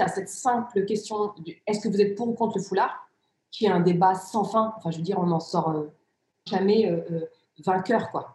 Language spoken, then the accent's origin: French; near Lille, Hauts-de-France, France; first language Riffian; French is a second language; also born or lived in Rif, Morocco; j'ai grandi dans une cité ouvrière, une cité où vivaient pour l'essentiel des, des, immigrés africains